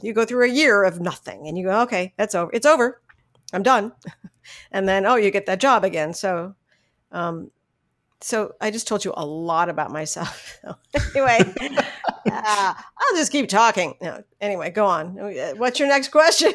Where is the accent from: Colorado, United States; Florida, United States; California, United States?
California, United States; San Fernando Valley; I was born and raised in San Fernando Valley